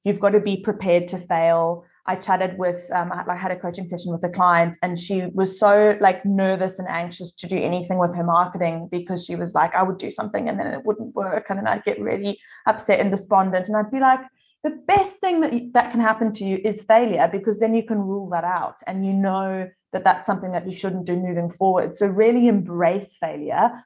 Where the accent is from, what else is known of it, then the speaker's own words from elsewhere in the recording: South Africa; now in Adelaide, Australia; I'm originally from South Africa, if you're wondering where my accent comes from.